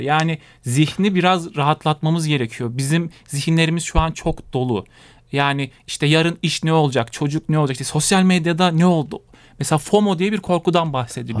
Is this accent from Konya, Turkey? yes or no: yes; Konya, Turkey; moved away as an adult; now in Bolu, Turkey; Konya'da doğup büyüdüm